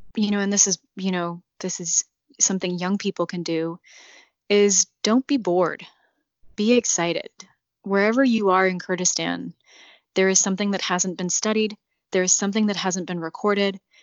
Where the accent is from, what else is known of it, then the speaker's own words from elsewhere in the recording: United States; now in Iraq; I am an American